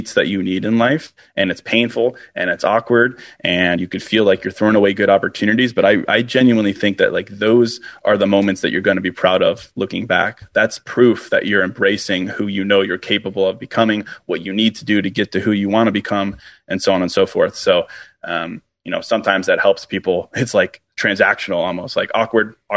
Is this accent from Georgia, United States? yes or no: no; Virginia, United States; now in Chicago, United States; I grew up in Virginia